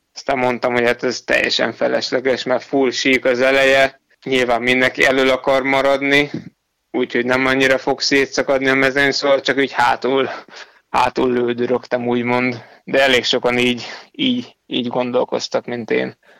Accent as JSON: {"language": "Hungarian", "country": "Hungary", "said": "ott már egyedül voltam magyarként"}